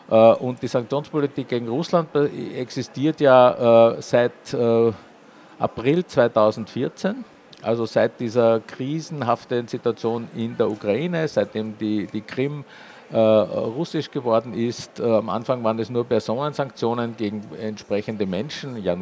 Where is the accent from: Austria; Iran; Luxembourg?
Austria; Vienna; accent: Viennese; Wir sind ein Wiener Verlag, für die, die es jetzt noch nicht gehört haben in meinem Idiom, aber es war wahrscheinlich nicht so schwer, das herauszuhören.